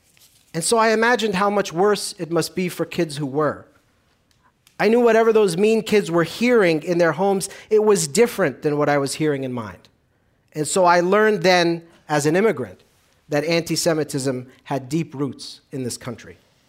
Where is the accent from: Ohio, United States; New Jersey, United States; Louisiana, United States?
New Jersey, United States; also born or lived in Lod, Israel; I grew up about 5 miles west of here in a lower middle-class New Jersey town that was predominantly Irish and Italian-American.